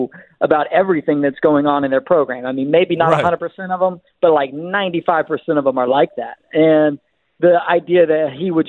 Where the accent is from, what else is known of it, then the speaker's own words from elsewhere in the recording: Memphis, Tennessee, United States; also born or lived in Orange County, California; now in Nashville, United States; my hometown of Memphis